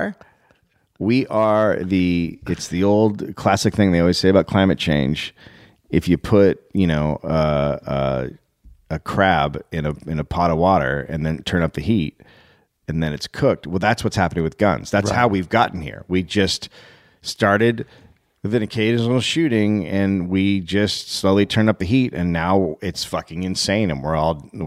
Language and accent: English; United States